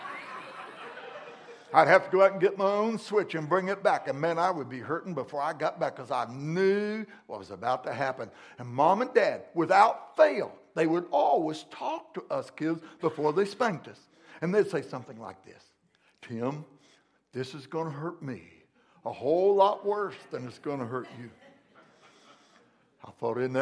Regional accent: McLeansboro, Illinois, United States; born or raised there

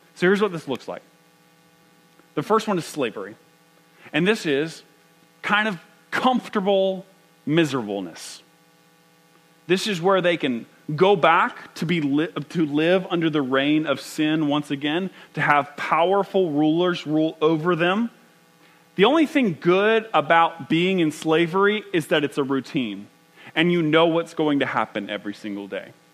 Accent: United States; as American as you get

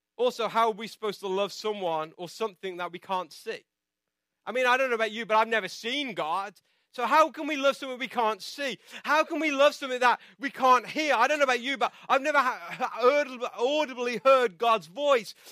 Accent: England, United Kingdom; now in United States; I'm from England

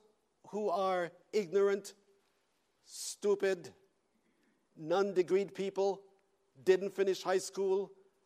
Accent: Canada; I am a Canadian.

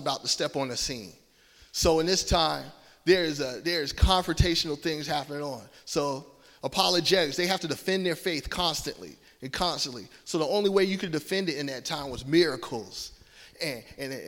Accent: Georgia, United States; accent: Southern twang; I'm from Georgia, and my family's from New Jersey. So I got a little Southern twang

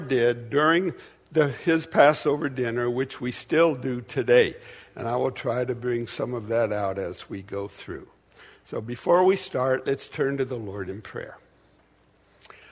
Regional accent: Portland, United States; also born or lived in Dallas; I was raised in Portland in a conservative Jewish family

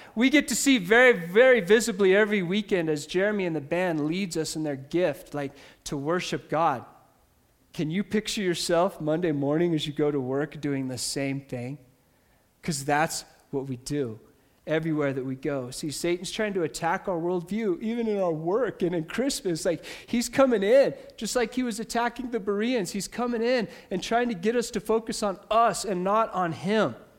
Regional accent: United States; I grew up in America

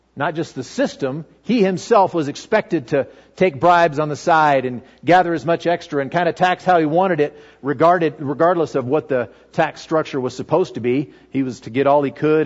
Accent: Fallon, Nevada, United States; I grew up here in Fallon

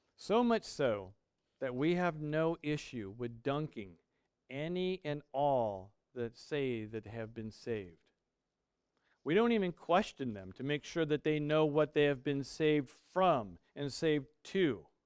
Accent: United States; We are American

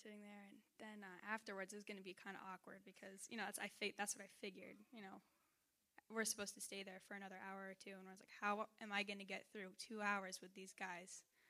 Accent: New Hampshire, United States; here I am coming from New Hampshire, which is a really pretty nice place, and going to Honduras where there's trash in the rivers

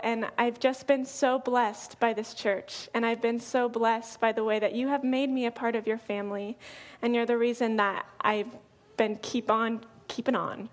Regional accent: Colorado, United States; moved away as an adult; now in Oregon, United States; I'm from Colorado, and I moved here about a year and a half ago.

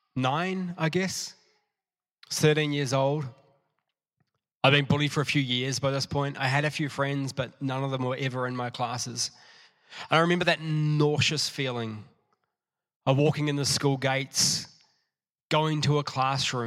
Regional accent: New Zealand; also born or lived in Matamata; I went to primary school. I'm a Kiwi in New Zealand, at Pillons Point Primary.

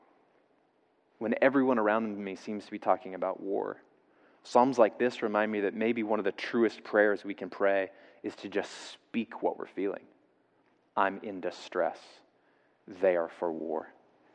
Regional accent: the South, United States; I grew up in the South

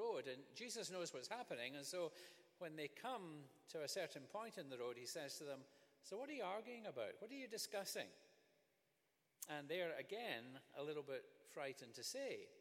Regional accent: Scotland, United Kingdom; Growing up in Scotland

